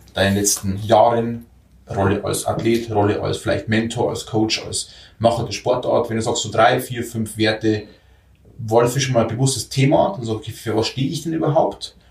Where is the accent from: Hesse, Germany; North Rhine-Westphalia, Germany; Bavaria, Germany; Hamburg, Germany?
Bavaria, Germany; bei uns in Bayern